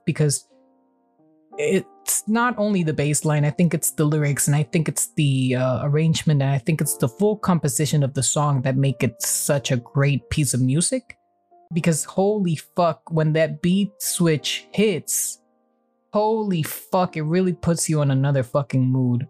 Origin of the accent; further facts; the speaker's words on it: Mexico; my home country